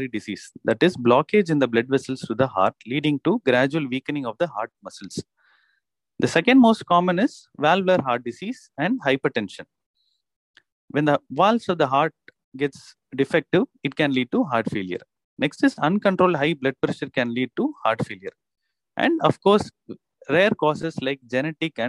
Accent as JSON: {"language": "English", "town": "Chennai", "region": "Tamil Nadu", "country": "India", "said": "I am from Chennai. I am an interventional cardiologist practicing in Chennai"}